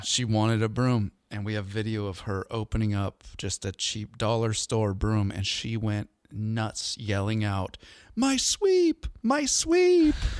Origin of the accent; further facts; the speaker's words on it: outside of Seattle, Washington, United States; I grew up outside of Seattle